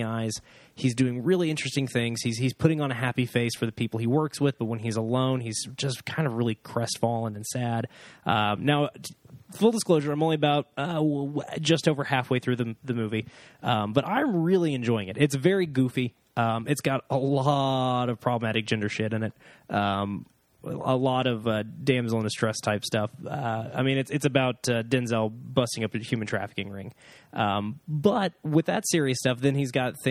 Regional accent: Oklahoma, United States; I'm from Oklahoma. I went to church

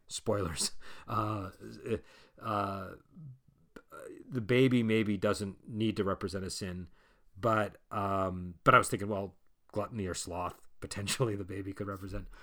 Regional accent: Massachusetts, United States; I'm from Massachusetts

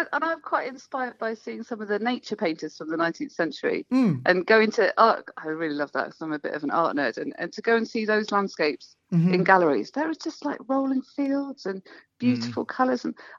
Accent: United Kingdom; I think it's interesting to think about it as a Brit, and I spend a lot of time indoors, and if it's raining I don't go outside.

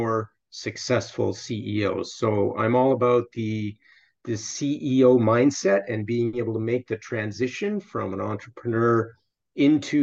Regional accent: Canada; moved away as an adult; also born or lived in Iowa, United States / Middle East; I went to university in the States, even though I'm Canadian

